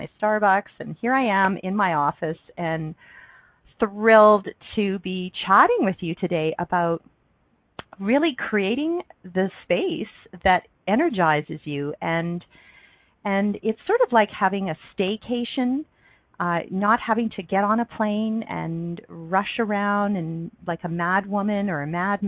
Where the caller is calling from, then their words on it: Calgary, Alberta, Canada; I'm calling in from Calgary, Alberta, Canada, where I live.